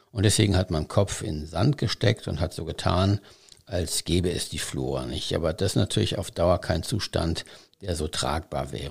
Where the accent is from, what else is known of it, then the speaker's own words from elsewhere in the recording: North Rhine-Westphalia, Germany; also born or lived in Mecklenburg-Vorpommern; now in Hamburg, Germany; Nun wie bin ich nach Hamburg gekommen. Ich komme aus Nordrhein-Westfalen, sagten Sie ganz richtig.